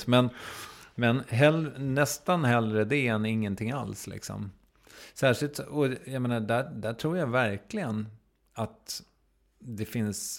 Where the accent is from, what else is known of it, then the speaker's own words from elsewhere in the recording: Strängnäs, Södermanland, Sweden; det diskuterades saker vid matbordet hemma i Strängnäs